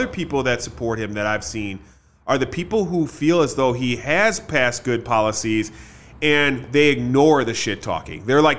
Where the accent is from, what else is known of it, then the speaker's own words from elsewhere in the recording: Greendale, United States; I have because I grew up in Greendale, a lot of those people are right-wing people